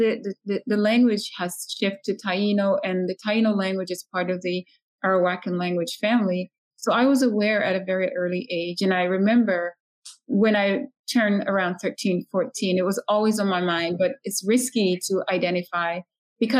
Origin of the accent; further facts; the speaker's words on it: Saint Elizabeth, Jamaica; I am from St. Elizabeth originally.